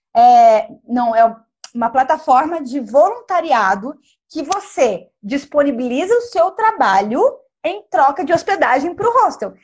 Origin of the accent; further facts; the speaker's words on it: Pindamonhangaba, São Paulo, Brazil; moved away as an adult; also born or lived in Barcelona, Spain; Eu sou de Pindamonhangaba